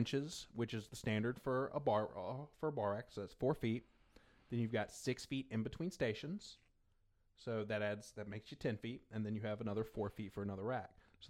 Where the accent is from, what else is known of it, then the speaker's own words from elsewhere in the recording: Pineville, Louisiana, United States; accent: North Louisiana; I get it really thick when I drink. Like, really, really thick, because I'm from Pineville, Louisiana